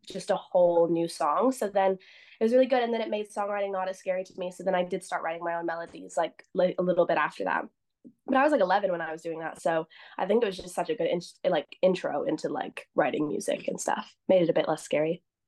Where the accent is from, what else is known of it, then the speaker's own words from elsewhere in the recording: Canada; I'm from Canada